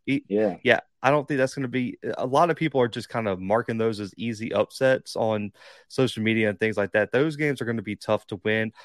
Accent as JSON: {"language": "English", "town": "Mobile", "region": "Alabama", "country": "United States", "tie": "born or raised there", "said": "I will be in Mobile. But that's where I'm recording right now. That's my hometown"}